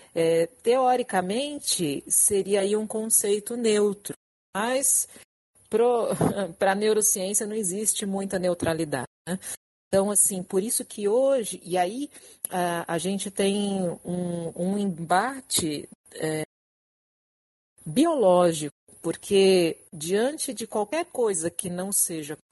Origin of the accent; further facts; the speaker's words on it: São Paulo, Brazil; moved away as an adult; now in Rio de Janeiro, Brazil; eu sou de São Paulo, estou morando no Rio, vai fazer menos um ano